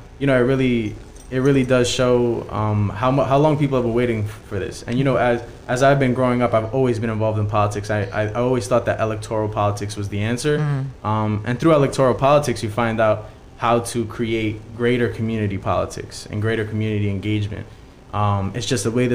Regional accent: New York City, New York, United States; I'm a kid from Ravenswood, and I've grown up around people

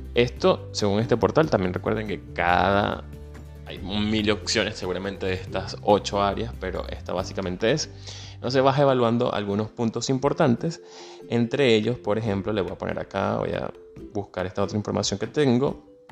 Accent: Venezuela; moved away; soy venezolano, emigrante

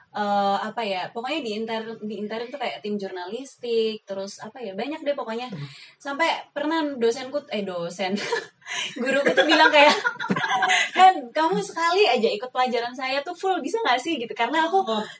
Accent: Magelang, Central Java, Indonesia; aku besarnya di Magelang sampai sekarang

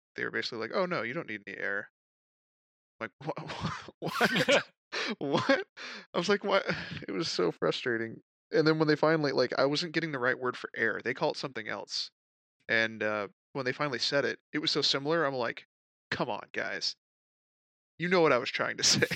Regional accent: United States; as an American

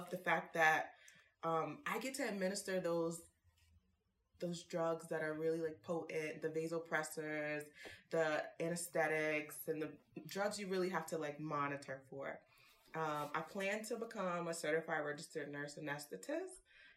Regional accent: New York City, New York, United States; moved away as an adult; also born or lived in North Carolina; My age is unknown, but I am from Harlem

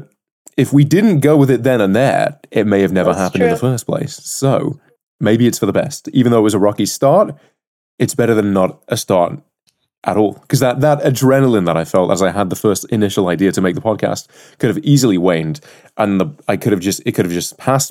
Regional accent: United Kingdom

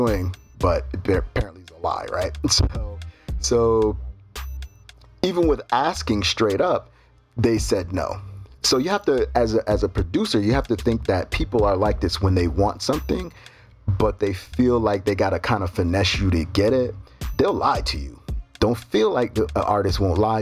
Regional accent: United States; now in Brazil; As an American, I bring a certain value to the table.

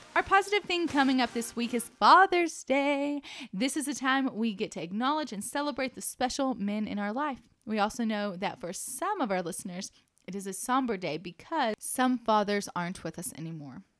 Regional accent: Dallas–Fort Worth Metroplex, Texas, United States; moved away as an adult; now in Lubbock, United States; I'm from the Metroplex

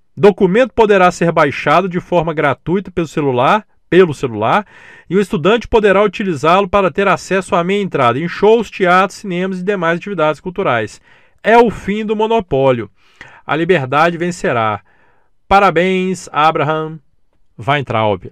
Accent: Belo Horizonte, Minas Gerais, Brazil; Eu sou de Belo Horizonte, eu ia ali na Avenida João Pinheiro

